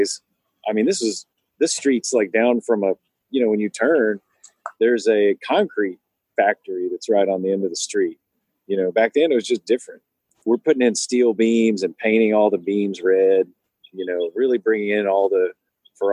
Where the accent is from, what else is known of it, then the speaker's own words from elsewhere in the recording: the South, United States; moved away; I'm a small town kid. I grew up in the South